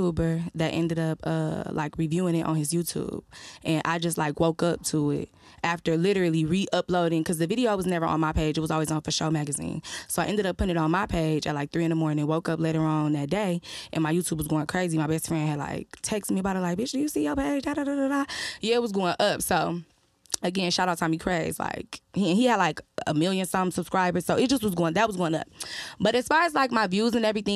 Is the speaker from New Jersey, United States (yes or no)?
no; Detroit, Michigan, United States; I am from Detroit